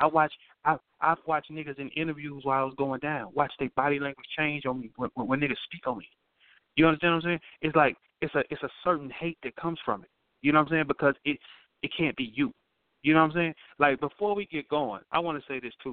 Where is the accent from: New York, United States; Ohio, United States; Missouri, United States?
Missouri, United States; St. Louis; I'm from St. Louis.